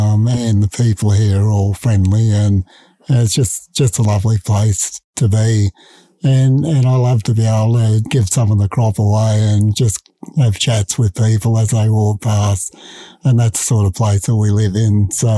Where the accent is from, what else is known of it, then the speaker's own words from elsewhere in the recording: Brisbane, Queensland, Australia; we lived on a little peninsula that was five streets wide, at the beach on one side and the river on the other side.